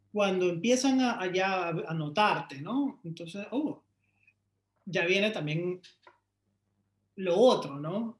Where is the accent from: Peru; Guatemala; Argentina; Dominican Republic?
Peru; Lima; yo soy de Lima, Perú. Eh, crecí en un barrio de clase media